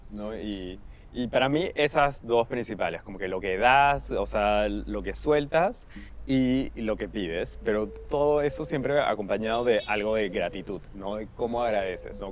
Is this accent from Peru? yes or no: yes; Peru